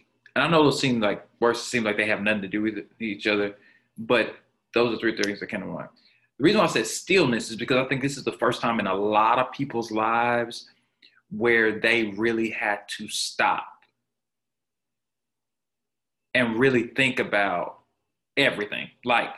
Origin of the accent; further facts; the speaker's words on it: Jackson, Mississippi, United States; moved away as an adult; now in Tulsa, United States; I'm a Jackson, Mississippi native. I always got to rep my city, man. I love my hometown